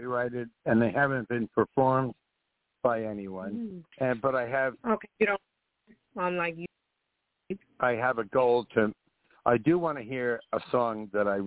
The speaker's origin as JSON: {"language": "English", "town": "Carmel", "region": "New York", "country": "United States", "tie": "born or raised there", "said": "growing up in Carmel, from the time I was 16, I used to take the train to New York City"}